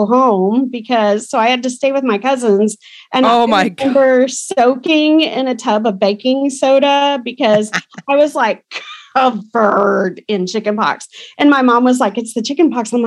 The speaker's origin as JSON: {"language": "English", "town": "Burkburnett", "region": "Texas", "country": "United States", "tie": "born or raised there", "also_born_or_lived": "Tulsa, Oklahoma / Broken Arrow, Oklahoma", "said": "I grew up in Burke Burnett. I was born in Tulsa, and when my parents divorced, I was 5, and we moved down to Texas, and I went to school in Burke Burnett, Texas"}